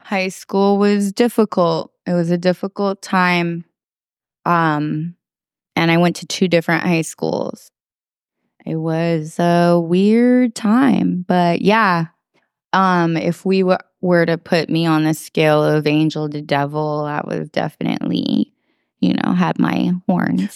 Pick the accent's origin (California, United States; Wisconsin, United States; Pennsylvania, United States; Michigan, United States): California, United States; Oakland; also born or lived in San Francisco; I was born in San Francisco and raised simultaneously in San Francisco and Oakland